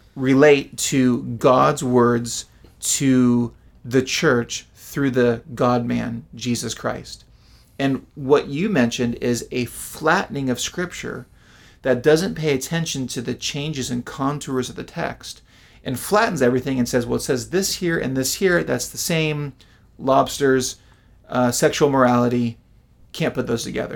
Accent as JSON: {"language": "English", "country": "United States", "said": "American Westerners"}